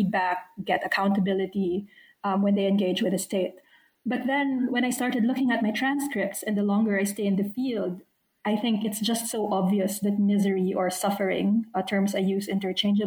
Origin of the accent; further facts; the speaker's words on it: Philippines; moved away as an adult; also born or lived in United States / United Kingdom / Australia; now in Canberra, Australia; I was born and raised in the Philippines, but I've spent my adult life living elsewhere in the US, in the UK, and now Australia.